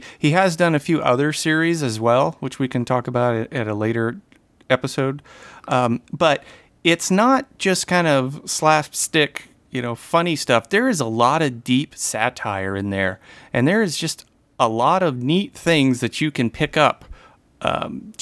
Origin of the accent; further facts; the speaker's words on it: United States; as an American